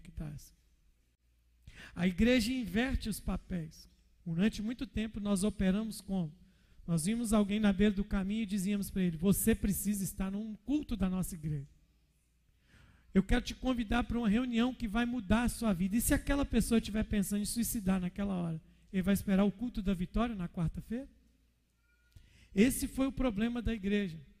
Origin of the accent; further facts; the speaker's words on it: Minas Gerais, Brazil; sou mineiro